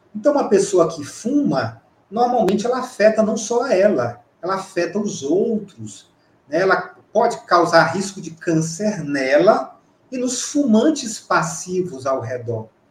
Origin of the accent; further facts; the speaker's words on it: Campo Maior, Piauí, Brazil; moved away; é como a gente fala lá em Campo Maior, na minha terra